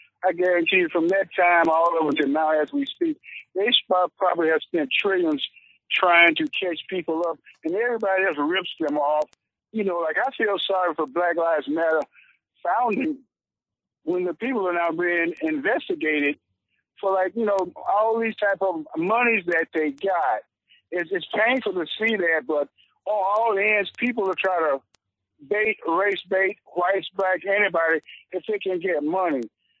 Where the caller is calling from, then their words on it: Detroit, Michigan, United States; I'm calling from Detroit. And I'm a product of Southern University